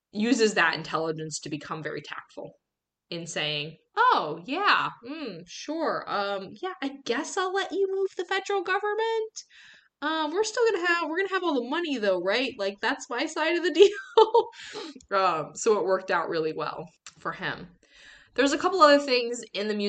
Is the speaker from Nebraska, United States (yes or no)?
no; New York, United States; as a New Yorker